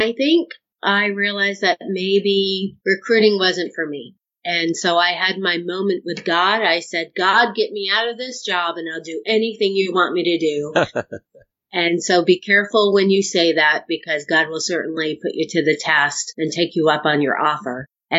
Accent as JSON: {"language": "English", "town": "Norwich", "region": "Connecticut", "country": "United States", "tie": "born or raised there", "said": "I joined almost 28 years ago out of my hometown. Norwich, Connecticut was the recruiting office I joined out of."}